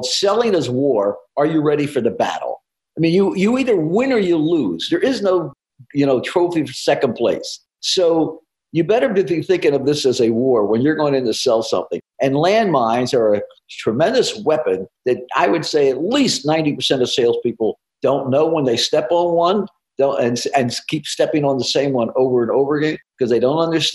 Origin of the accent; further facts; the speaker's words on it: New Jersey, United States; moved away; I'm from New Jersey originally